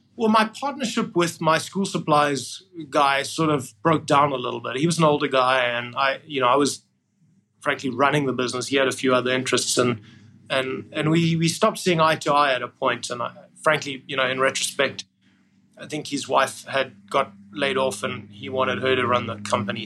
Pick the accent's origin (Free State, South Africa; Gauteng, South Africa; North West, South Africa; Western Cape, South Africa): Western Cape, South Africa; Cape Town; moved away as an adult; also born or lived in Port Elizabeth, South Africa / United Kingdom / United States; I was born there, and then we moved uh, to Port Elizabeth, and then I, I mainly grew up in Cape Town